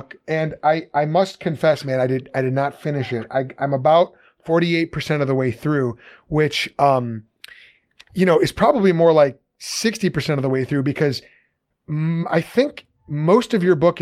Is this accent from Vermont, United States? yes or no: no; Chicago, Illinois, United States; I'm a Chicagoan